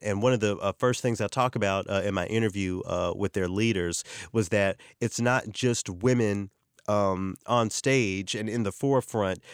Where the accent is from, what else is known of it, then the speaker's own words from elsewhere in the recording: the South, United States; I come from the South where preachers drive Cadillacs